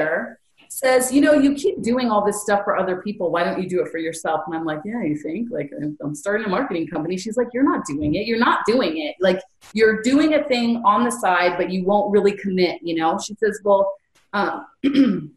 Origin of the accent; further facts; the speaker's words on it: California, United States; I'm from Cali